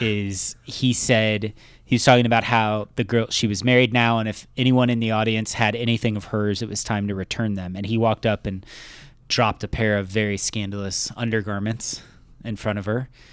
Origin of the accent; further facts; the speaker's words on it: Missouri, United States; I grew up in Missouri